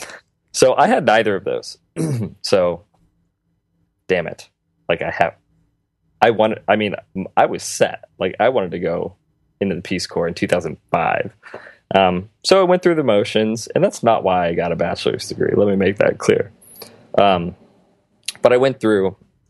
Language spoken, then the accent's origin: English; Phoenix, Arizona, United States; also born or lived in Morocco; I grew up in Phoenix.